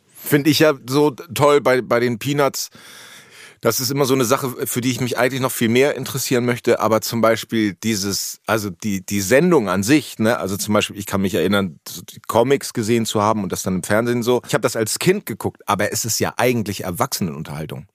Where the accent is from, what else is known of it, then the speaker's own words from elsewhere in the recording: Hemmoor, Lower Saxony, Germany; moved away; ich komme aus Hemmoor und da gab es ein Kino